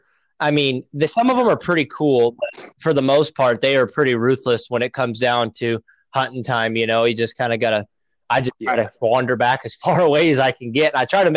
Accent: Nebraska, United States; now in Illinois, United States; You know, I came out here originally from Nebraska, so there's a lot of public land in Nebraska.

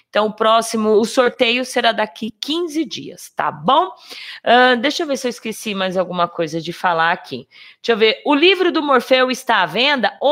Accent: Campinas, São Paulo, Brazil; É, depende, eu sou de Campinas.

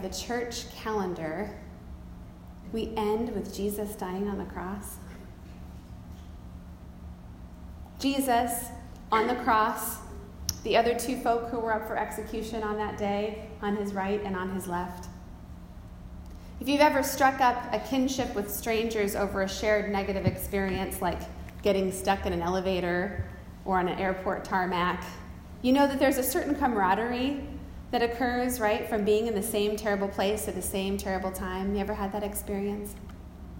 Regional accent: United States; I'm an American

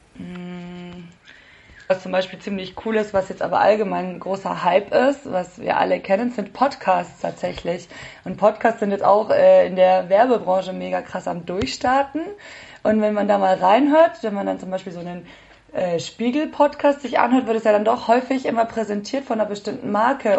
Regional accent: Nuremberg, Bavaria, Germany; moved away as an adult; also born or lived in Bayreuth; now in Munich, Germany; ich komme ursprünglich aus Nürnberg

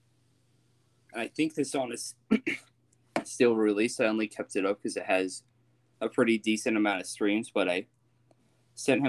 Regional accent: United States; I am from America

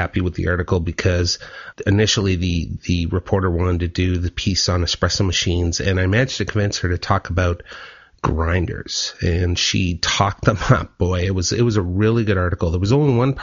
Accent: Ottawa, Ontario, Canada; now in Vancouver, Canada; I was born and raised in Ottawa

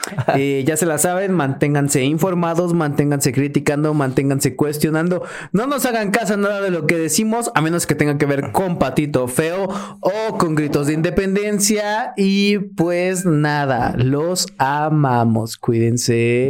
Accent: Mexico; nosotros como mexicanos

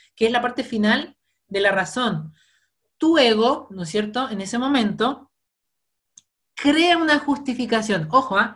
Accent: Osorno, Los Lagos, Chile; accent: cantadito (southern Chilean); soy de Osorno, así que sorry si de hablo muy cantadito

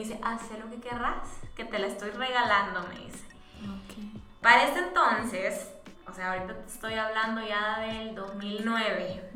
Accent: San Miguel, El Salvador; moved away; nosotros somos de San Miguel

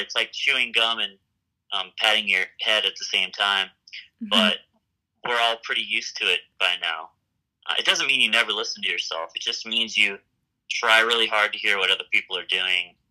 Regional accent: Memphis, Tennessee, United States; moved away as an adult; now in Fort Collins, United States; I grew up in Memphis, Tennessee

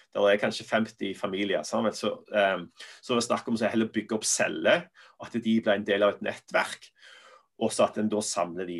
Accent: Norway; moved away as an adult; also born or lived in Sandnes / Belfast / England / United States; var vi litt hjemme i Norge

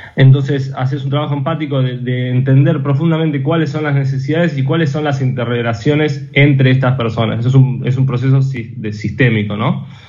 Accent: Argentina; como personas argentinas y como argentinos, como empresas argentinas

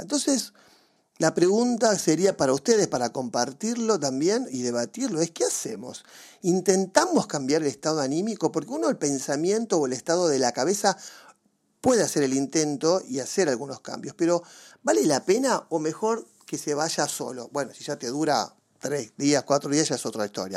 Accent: Mar del Plata, Buenos Aires Province, Argentina; yo me crié básicamente en Mar del Plata

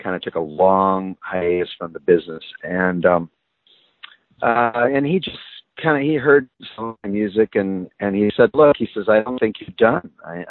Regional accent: Nebraska, United States; because I was raised in the Midwest, in Nebraska

